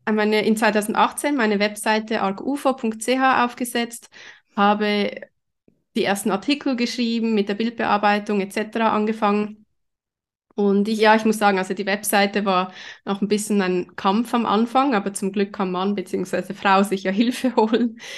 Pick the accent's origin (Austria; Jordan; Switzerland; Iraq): Switzerland; Zurich; ich bin in Zürich aufgewachsen, habe dort auch Kunstgeschichte studiert, aber nur im Nebenfach.